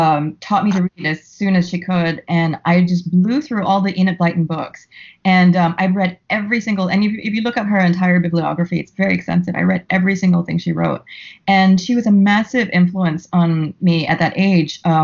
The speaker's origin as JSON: {"language": "English", "country": "Singapore", "moved": "as an adult", "lives_now": "New York, United States", "said": "I'm Singaporean, and my whole family lives in Singapore"}